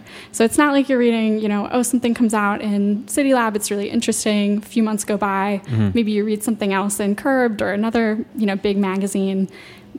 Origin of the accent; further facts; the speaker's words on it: Loudoun County, Virginia, United States; I'm from Loudoun County, so if you drive about 45 minutes west of here, you will be suddenly in Rolling Hills Farms, just rural area as far as you can see, and that's where I'm from